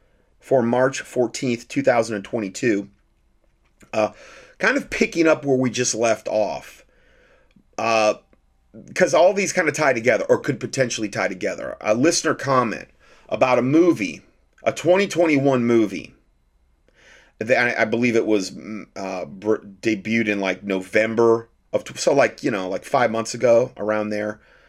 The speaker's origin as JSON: {"language": "English", "country": "Romania", "said": "I am from Romania, and I'm more interested about this conflict than others who live more far away."}